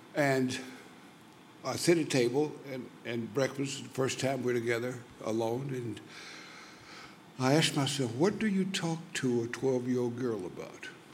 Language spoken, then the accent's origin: English; Louisiana, United States; I was born in Louisiana